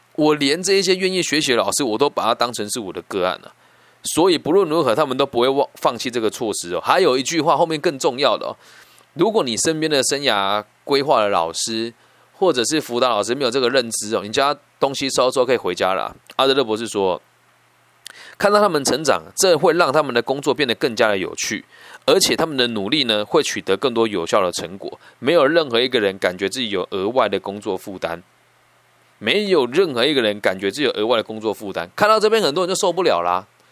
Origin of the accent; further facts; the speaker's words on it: Taiwan; 像我小时候在西湖高中被人家叫去学校的时候